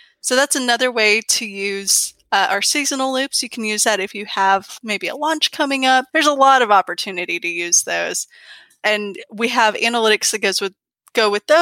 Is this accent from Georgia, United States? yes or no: yes; Georgia, United States; I grew up in Georgia